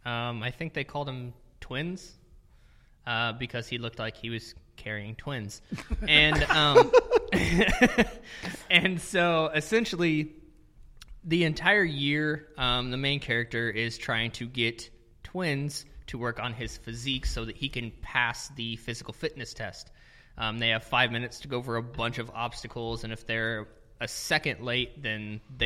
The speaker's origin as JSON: {"language": "English", "region": "Mississippi", "country": "United States", "said": "Well, I'm from Mississippi..."}